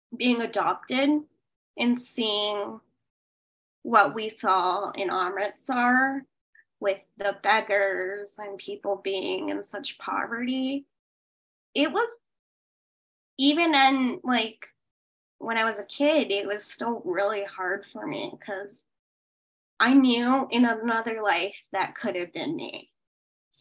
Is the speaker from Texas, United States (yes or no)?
no; Boulder, Colorado, United States; also born or lived in Kolkata, India / India (boarding school); I grew up in Boulder, which is one of the richest towns in America